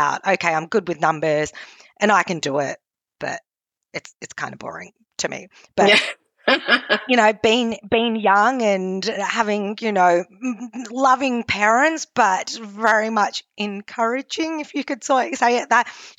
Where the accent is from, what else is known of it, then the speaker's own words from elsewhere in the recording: Australia; I'm Australian, but my heritage is Cantonese. My parents migrated from Hong Kong